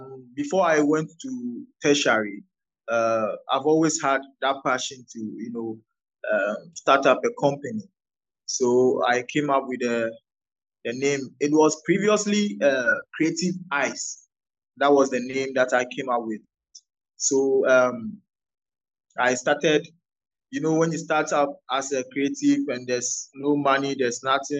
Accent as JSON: {"language": "English", "region": "Volta", "country": "Ghana", "said": "I'm an Ewe by native. I come from the Volta region of Ghana"}